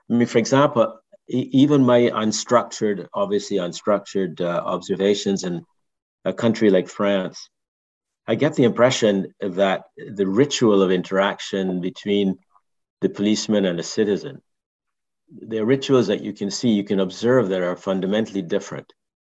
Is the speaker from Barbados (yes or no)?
yes; Barbados; I grew up in Barbados and there, they still don't have a routine thing of all the policemen carrying weapons, carrying guns.